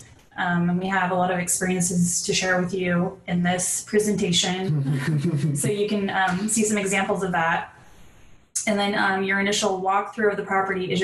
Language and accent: English; San Diego, California, United States; I'm originally from San Diego